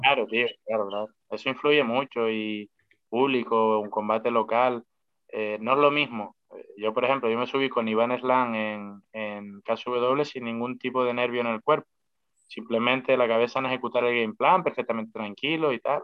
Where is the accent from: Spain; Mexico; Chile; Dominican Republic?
Spain; somos españoles